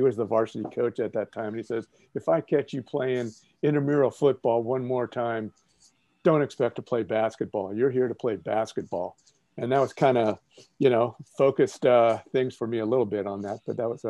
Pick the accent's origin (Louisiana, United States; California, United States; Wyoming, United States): California, United States; Marin County; I live in Marin County now, just north of San Francisco in San Rafael. And I went to high school in Marin County. I went to Redwood High School.